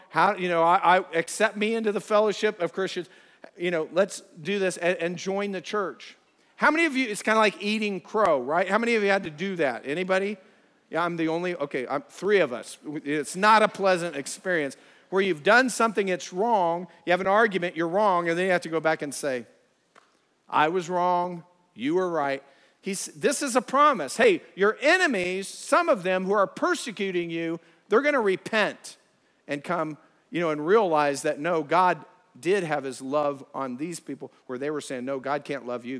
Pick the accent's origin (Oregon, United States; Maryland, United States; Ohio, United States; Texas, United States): Ohio, United States; we're from Ohio